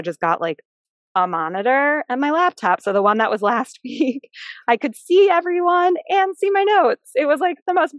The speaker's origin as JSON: {"language": "English", "town": "Philadelphia", "region": "Pennsylvania", "country": "United States", "tie": "born or raised there", "also_born_or_lived": "California", "said": "I was born in California, but moved here to Philadelphia when I was like 8 weeks old. So I grew up in Philadelphia"}